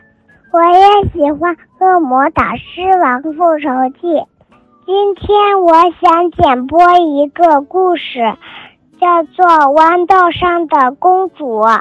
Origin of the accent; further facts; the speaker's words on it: Xi'an, Shaanxi, China; 我今年四岁了，我来自西安。